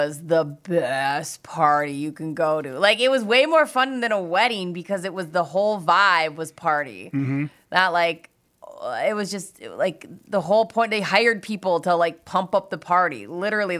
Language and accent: English; Stillwater, Mendota Heights, Minnesota, United States; we moved from Stillwater to Henry Sibley over in Mendota Heights, which is like a big Jewish community, the year after bat and bat mitzvahs.